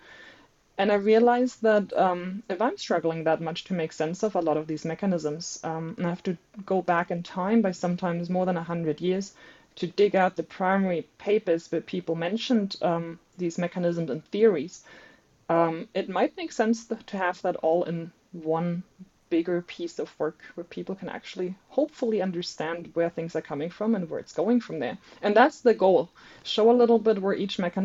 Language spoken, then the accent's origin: English; Germany; English is a second language; moved away as an adult; now in Brisbane, Australia; I'm not a native speaker. I am originally from Germany, studying at the University